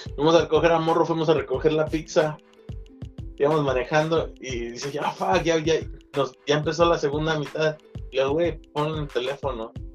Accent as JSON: {"language": "Spanish", "town": "Pachuca", "region": "Hidalgo", "country": "Mexico", "tie": "born or raised there", "also_born_or_lived": "Real del Monte", "said": "yo, que soy de México, y pues vengo del, de, de Pachuca Hidalgo, güey, o de Real Monte"}